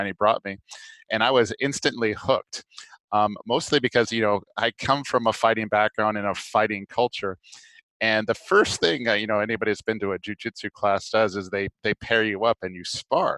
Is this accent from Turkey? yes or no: no; Maui, Hawaii, United States; moved away; I grew up in Maui